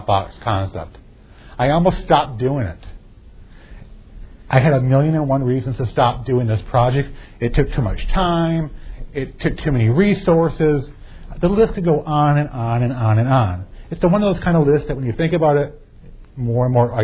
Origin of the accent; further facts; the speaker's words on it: Fairview, Michigan, United States; I grew up in Fairview, Michigan